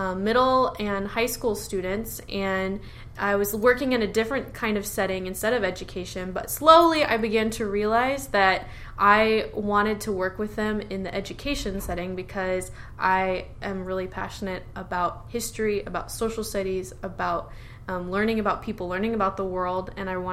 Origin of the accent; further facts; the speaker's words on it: Tacoma, Washington, United States; also born or lived in Seattle; I grew up in Tacoma, Washington